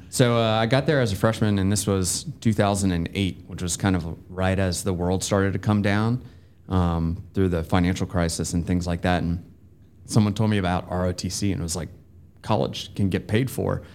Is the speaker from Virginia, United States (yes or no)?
yes; Bedford County, Virginia, United States; now in Georgia, United States; I'm from Bedford County, Virginia, which is kind of halfway between Lynchburg